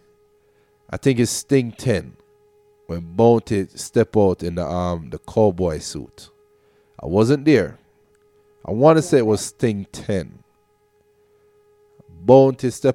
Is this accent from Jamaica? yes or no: yes; Portmore, Saint Catherine, Jamaica; I grew up in Portmore, Westchester.